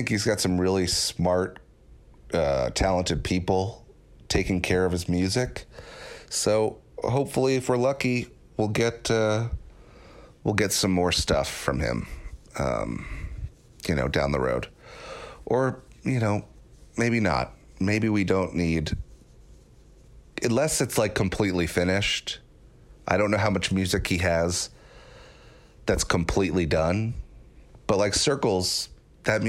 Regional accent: New York, United States; I was growing up in New York, so I loved the Knicks

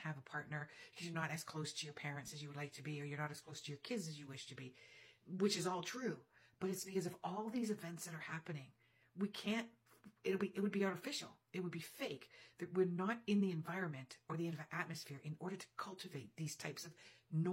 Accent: Canada; I'm Canadian

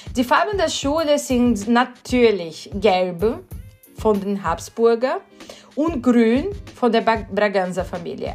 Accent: Sorocaba, São Paulo, Brazil; German is a second language; moved away as an adult; now in Vienna, Austria; ich bin gebürtige Brasilianerin, wohne in Wien schon seit 2006, aber ich komme nicht aus Rio, ich komme aus São Paulo

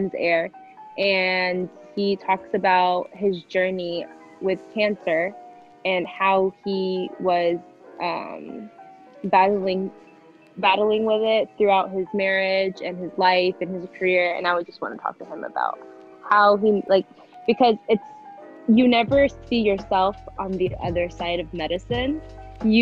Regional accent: United States; our generation having to struggle with being the first generation Americans

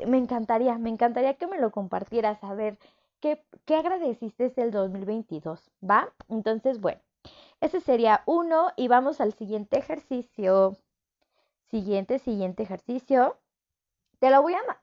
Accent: Mexico City, Mexico; yo soy de Ciudad de México

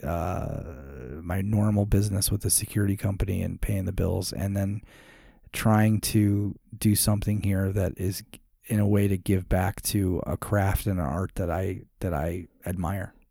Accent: Chicago, Illinois, United States; now in Arizona, United States; So, I grew up in Chicago, was the Navy guy, became a cop

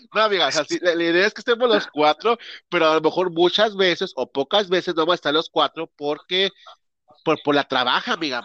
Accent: Mexico; accent: Mexican Spanish; nosotros somos la cultura mexicana

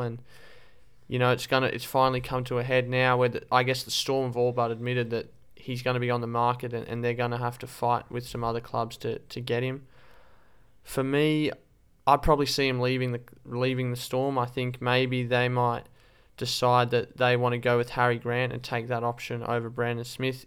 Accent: Australia; as an Australian fan

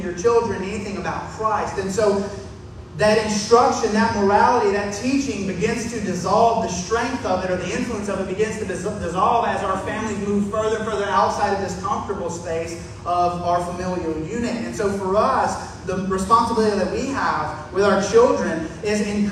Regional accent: the South, United States; growing up in the South

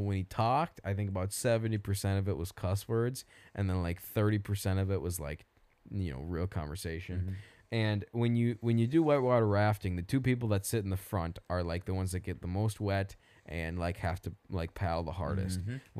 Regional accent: Indiana, United States; nobody cares because we're from Indiana

